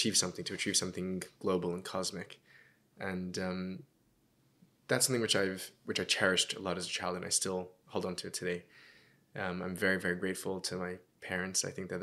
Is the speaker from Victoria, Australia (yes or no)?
no; Sydney, New South Wales, Australia; Growing up in Sydney was delightful in many ways.